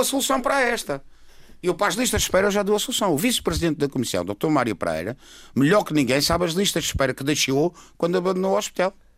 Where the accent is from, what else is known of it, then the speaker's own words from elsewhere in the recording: Madeira, Portugal; como madeirense, muito madeirense que sou